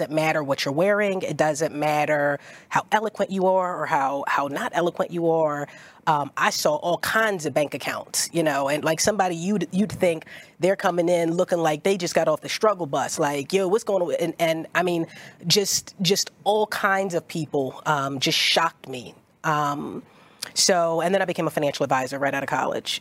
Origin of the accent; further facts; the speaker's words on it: Philadelphia, Pennsylvania, United States; I'm from South Philly